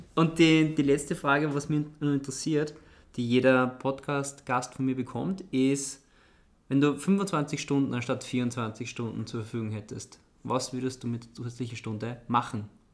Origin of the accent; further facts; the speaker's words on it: Austria; bei uns in Österreich